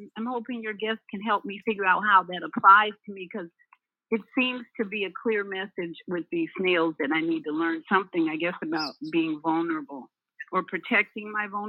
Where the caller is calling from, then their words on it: Orlando, Florida, United States; This is … in Orlando, Florida.